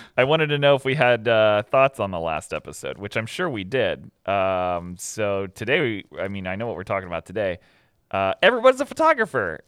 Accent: Pickerington, Ohio, United States; moved away as an adult; also born or lived in Columbus, Ohio / Gahanna, Ohio / California; I was born in Columbus. I was raised in Gehenna.

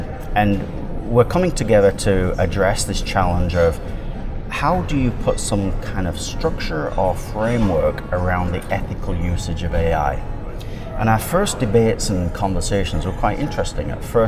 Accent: England, United Kingdom; now in Canada; I've lived in Canada now for about 33 years. I immigrated here from England.

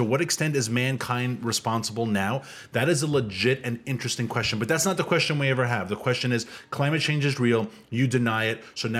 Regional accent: New York City, New York, United States; I'm from Queens.

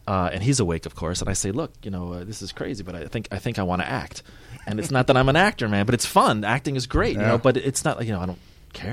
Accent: Long Island, New York, United States; moved away as an adult; now in Uganda; I'm from Long Island

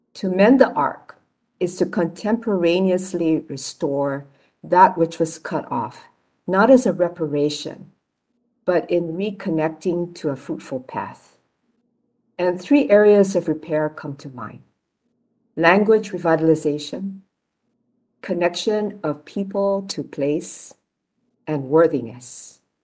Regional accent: Honolulu, Hawaii, United States; I was born in Kalihi near the mountains uh, where I now live

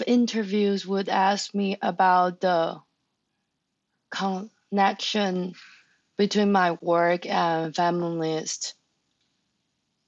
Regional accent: Taiwan; English is a second language; moved away; I'm from Taiwan.

